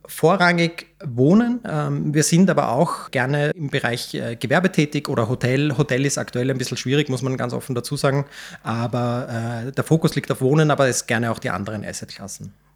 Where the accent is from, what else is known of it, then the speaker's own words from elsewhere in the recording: Vienna, Austria; Ich bin äh, 1989 in Wien geboren, bin einer der Gründer und Geschäftsführer äh, der Rewald Vermögensberatungs GmbH, habe eine ganz normale AHS in Wien besucht